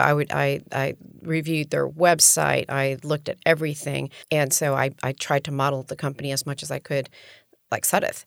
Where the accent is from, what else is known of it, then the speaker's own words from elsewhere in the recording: Miami, Florida, United States; also born or lived in New York City / Colombia; I'm from Miami